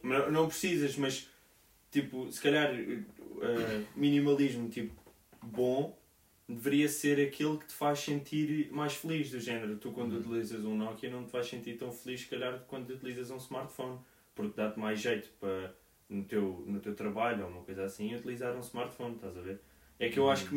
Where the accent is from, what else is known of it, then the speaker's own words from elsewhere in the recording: Portugal; now in Portland, United States; nós em Portugal